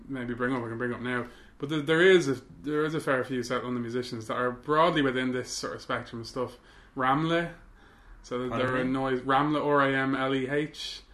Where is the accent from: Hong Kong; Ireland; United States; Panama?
Ireland; because I'm Irish